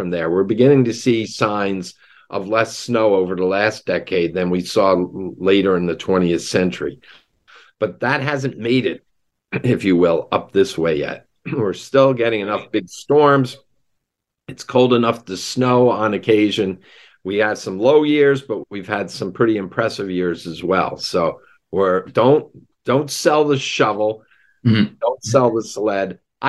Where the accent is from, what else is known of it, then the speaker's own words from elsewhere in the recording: New Jersey, United States; I grew up in Jersey.